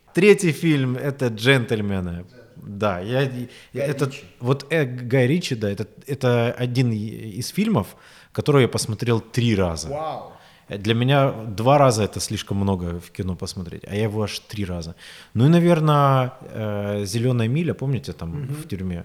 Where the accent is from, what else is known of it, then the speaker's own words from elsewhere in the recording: Rostov-on-Don, Rostov Oblast, Russia; also born or lived in Moscow; я возвращаюсь в Ростов